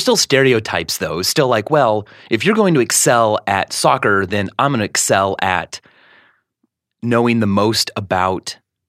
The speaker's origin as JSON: {"language": "English", "town": "Stilwell", "region": "Kansas", "country": "United States", "tie": "born or raised there", "said": "I was born in Kansas City, Missouri."}